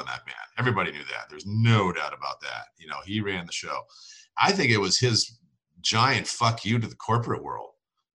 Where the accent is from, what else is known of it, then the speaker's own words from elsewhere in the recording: Prince Edward Island, Canada; Prince Edward Island, Canada, which is kind of like the Rhode Island of Canada